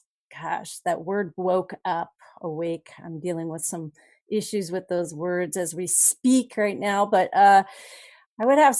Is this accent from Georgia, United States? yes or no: no; Los Alamos, New Mexico, United States; born there; So I was born in Los Alamos the year that that was disclosed prior to my, just prior to my birth. It was Secret City.